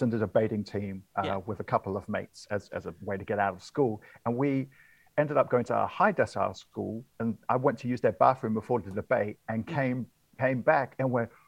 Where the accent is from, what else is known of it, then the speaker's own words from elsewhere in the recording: Wellington, New Zealand; moved away; I've just got back to my hometown of Wellington